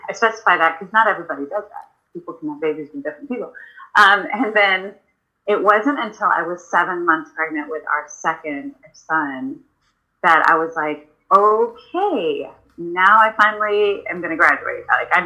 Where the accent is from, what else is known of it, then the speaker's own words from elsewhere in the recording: Houston, Texas, United States; I was born and raised in Houston, Texas